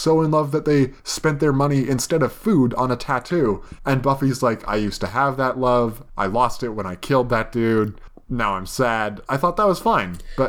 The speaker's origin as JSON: {"language": "English", "country": "Canada", "said": "as a Canadian."}